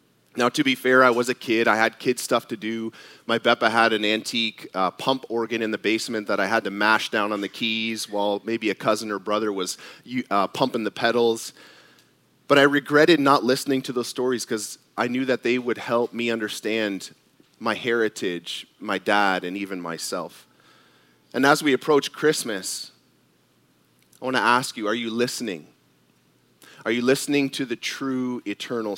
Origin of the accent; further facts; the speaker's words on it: Canada; I was born in Canada, and at the time, my dad was a Canadian citizen.